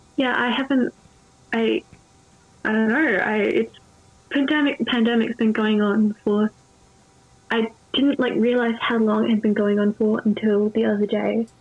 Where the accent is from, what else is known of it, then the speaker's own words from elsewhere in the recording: Adelaide, South Australia, Australia; I'm from South Australia, or Adelaide